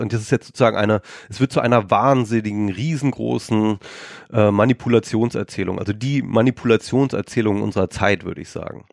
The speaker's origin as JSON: {"language": "German", "country": "Germany", "said": "wir Deutschen"}